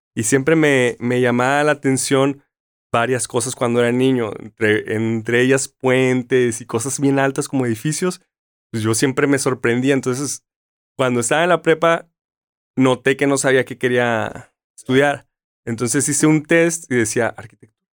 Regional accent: Mexicali, Baja California, Mexico; now in Tijuana, Mexico; yo soy de Mexicali

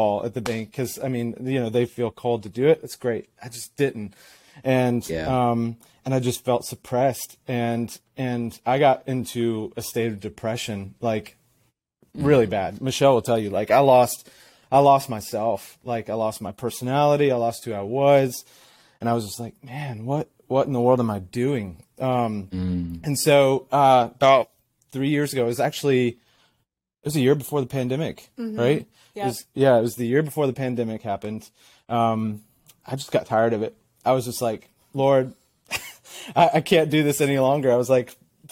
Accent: Athens, Georgia, United States; I am from Athens, Georgia. Originally from Athens, Georgia

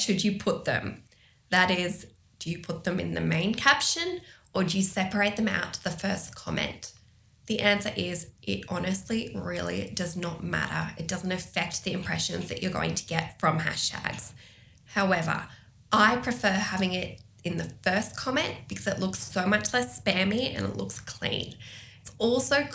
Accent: Albury, New South Wales, Australia; I'm going to use my hometown as an example here

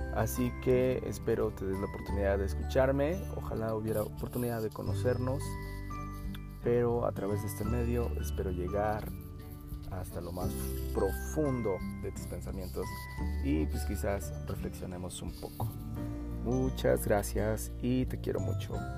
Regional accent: San Luis Potosí, Mexico; soy de San Luis Potosí, México

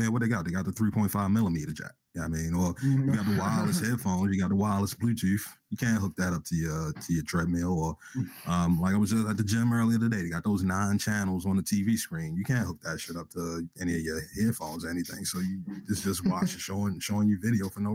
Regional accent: Baltimore, Maryland, United States; shout out to B-more, my home state, right? Home city

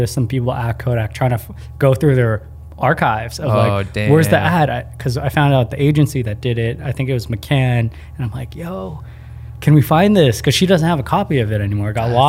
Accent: Philippines; We're pretty fair-skinned for being Filipino, and in the Philippines, everyone's pretty brown.

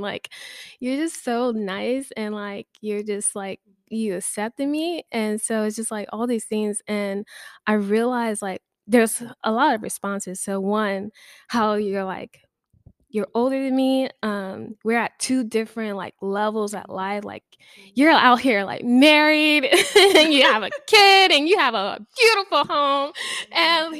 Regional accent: Baton Rouge, Louisiana, United States; moved away as an adult; now in Lafayette, United States; I'm from Baton Rouge, and I also came down to Lafayette for school

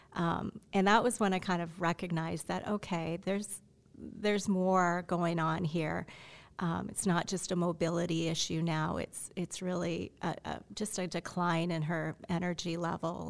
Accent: Canada; moved away; I'm Canadian. I have a Canadian passport

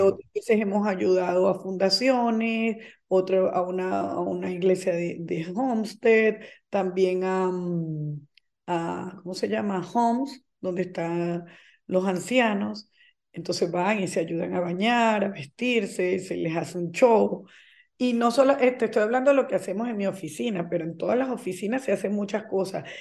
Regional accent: Venezuela; moved away as an adult; now in Florida, United States; yo soy venezolana de nacimiento, eh, tengo 23 años viviendo en Estados Unidos, específicamente en la Florida

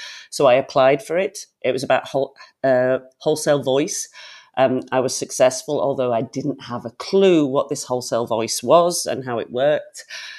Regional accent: Yorkshire and the Humber, United Kingdom; moved away as an adult; now in Zurich, Switzerland; I'm from Yorkshire, England, north of England, and I'm actually speaking to you from Zurich, Switzerland today, where I live and have lived for the last 21 years.

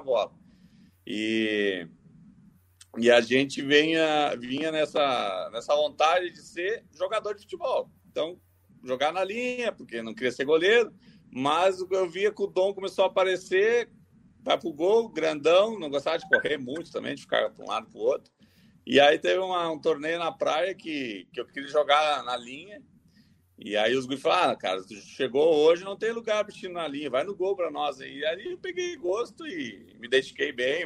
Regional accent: Gravataí, Rio Grande do Sul, Brazil; moved away as an adult; also born or lived in Curitiba / Natal / Maceió / Europe; Eu nasci em Gravataí, é, comecei no Grêmio com 13 anos, saindo aqui de Gravataí, pegando ônibus, indo, voltando

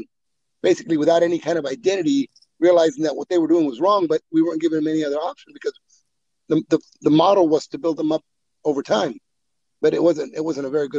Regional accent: Woodlake, California, United States; also born or lived in Mexico; I was born in Mexico. Immigrated as a two-year-old. I grew up in Woodlake

